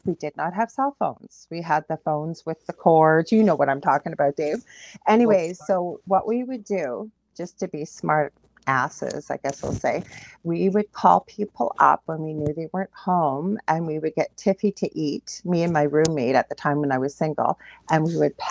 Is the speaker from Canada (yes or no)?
yes; Canada; I'm a Canadian clairvoyant medium